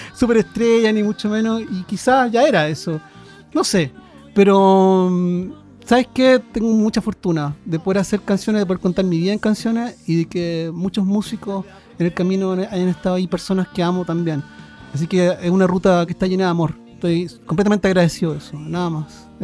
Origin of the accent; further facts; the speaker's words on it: Santiago, Santiago Metropolitan Region, Chile; vivíamos en Santiago, yo nací en Santiago, de hecho